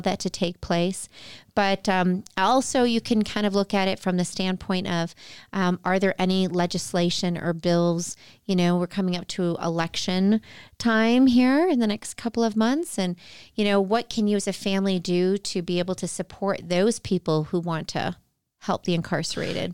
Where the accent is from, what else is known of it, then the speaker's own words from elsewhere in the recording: outside of Chicago, Illinois, United States; I grew up outside of Chicago